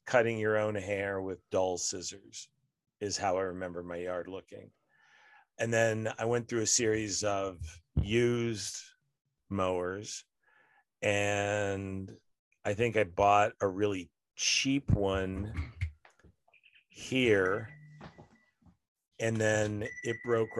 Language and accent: English; Denver, Colorado, United States; also born or lived in Austin, United States; I just say I'm from Denver by way of Austin, and that seems to answer all their questions.